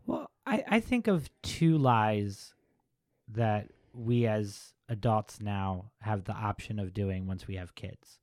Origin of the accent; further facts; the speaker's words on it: Baltimore, Maryland, United States; I grew up in Baltimore